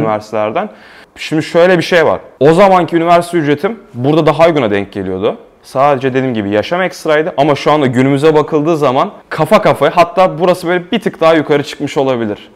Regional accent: Istanbul, Turkey; moved away as an adult; now in Prague, Czech Republic; ben İstanbul'da doğup büyüdüm

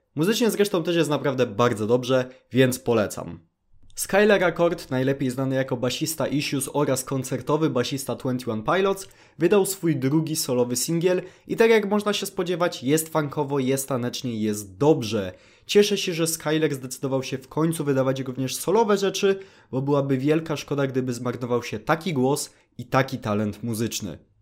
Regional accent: Poland; jestem smutnym nastolatkiem z Polski

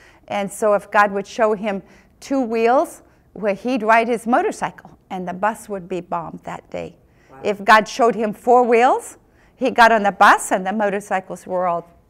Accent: Philippines; So all those years growing up in the Philippines was the foundation of my life.

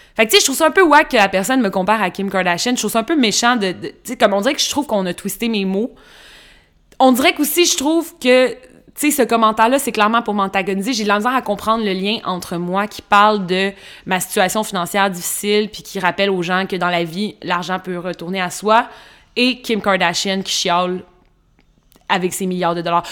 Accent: Trois-Rivières, Quebec, Canada; j'ai grandi dans une petite ville, Trois-Rivières

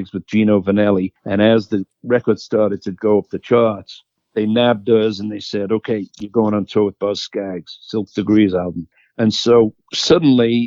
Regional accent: Liverpool, North West England, United Kingdom; moved away as an adult; I was from Liverpool

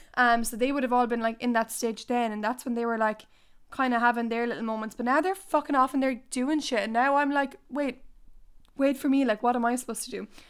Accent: Ireland; I don't want to leave Ireland

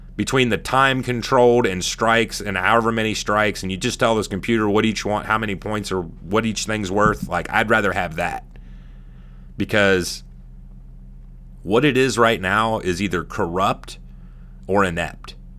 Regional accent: California, United States; moved away as an adult; I was born in California. I'm from there.

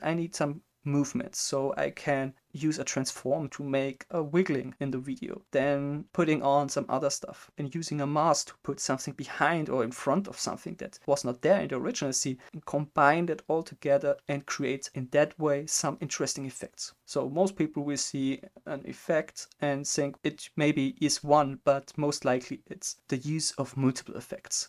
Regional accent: Germany; English is a second language; I'm from Germany

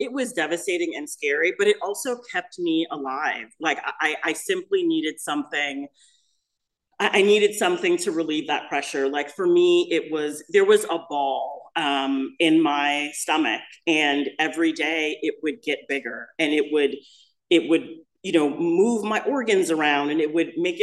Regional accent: Los Angeles, California, United States; also born or lived in Midwest; I'm actually from the Midwest, but I moved to Los Angeles when I was a little kid. So we're in Los Angeles and we're living in Hollywood

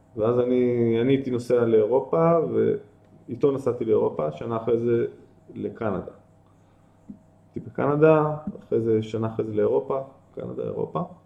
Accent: Tel Aviv, Tel Aviv District, Israel; moved away as an adult; also born or lived in Ein Carmel / Nitzanim; גדלתי בתל אביב, ברמת אביב

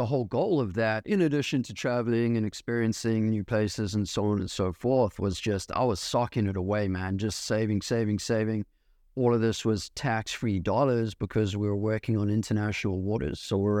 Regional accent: South Africa; also born or lived in New York City, United States; now in United States; So I was born actually in New York City before they ended up moving back to South Africa, which is where I'm from, where I'm raised. And yeah, have been living here in the States.

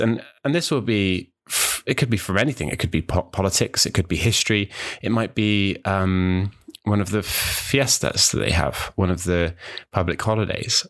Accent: New Zealand; also born or lived in United Kingdom; now in Wales, United Kingdom; I grew up in New Zealand, um, although I was born in the U K

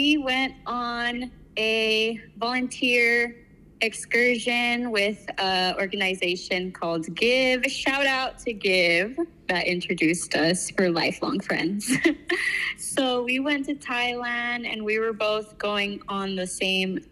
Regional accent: Los Angeles, California, United States; also born or lived in San Francisco; I used to live in San Francisco, but I'm originally from Los Angeles.

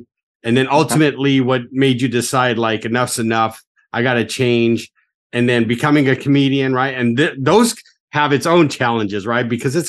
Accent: Orange County, California, United States; I grew up in Orange County. That's where I got sober, right?

